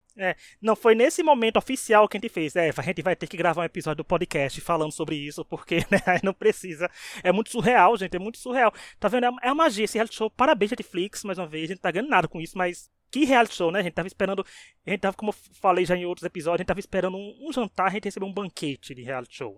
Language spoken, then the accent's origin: Portuguese; Northeast Region, Brazil; não, é o Nordeste é meu país